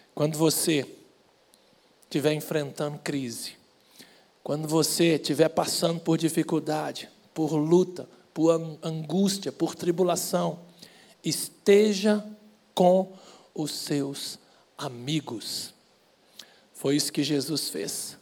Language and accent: Portuguese; Belo Horizonte, Minas Gerais, Brazil; moved away as an adult; also born or lived in Portugal; eu sou mineirinho lá de Belo Horizonte